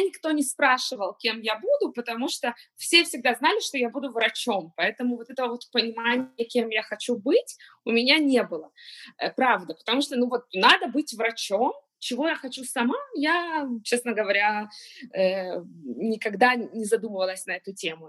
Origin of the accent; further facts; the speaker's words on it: Kyiv, Ukraine; moved away as an adult; now in Israel; я э, родилась в Киеве, Э, переехала 7 лет назад в Израиль